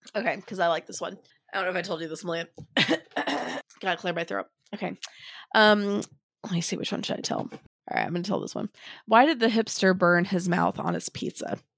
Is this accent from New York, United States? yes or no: no; Kihei, Hawaii, United States; We grew up in Kihei